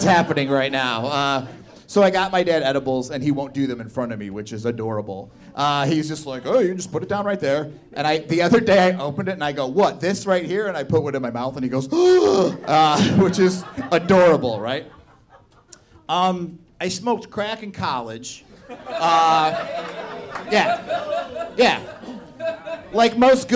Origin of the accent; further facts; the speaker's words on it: Indiana, United States; now in Chicago, United States; I'm from Indiana